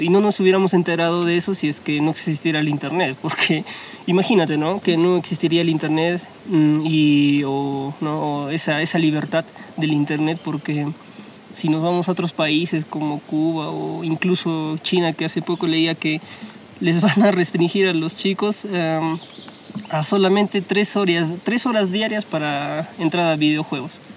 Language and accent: Spanish; Huancayo, Junín, Peru; soy de Huancayo